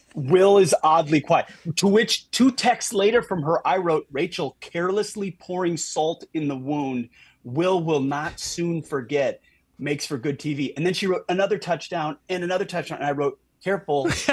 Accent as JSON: {"language": "English", "region": "Minnesota", "country": "United States", "tie": "born or raised there", "moved": "yes", "said": "I grew up in Minnesota"}